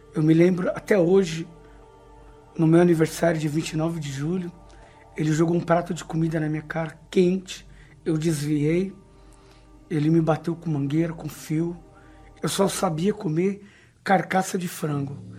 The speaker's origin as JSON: {"language": "Portuguese", "country": "Brazil", "tie": "born or raised there", "said": "Nasci numa comunidade na Zona Leste"}